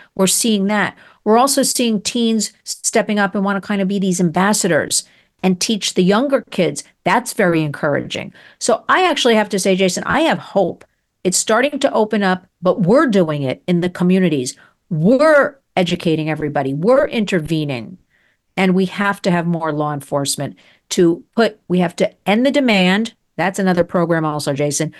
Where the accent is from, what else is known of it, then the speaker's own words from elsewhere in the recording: United States; I love America. I'm an American